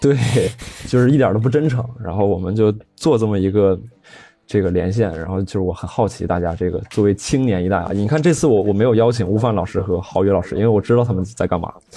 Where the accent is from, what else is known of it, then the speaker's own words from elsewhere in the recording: Jilin, China; now in Beijing, China; 吉林这个土生土长的这个东北农民家庭